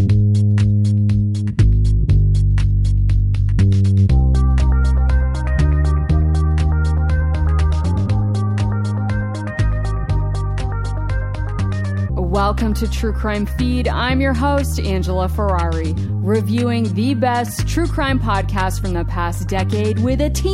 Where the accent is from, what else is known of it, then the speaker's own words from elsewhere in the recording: Maine, United States; my home state of Maine.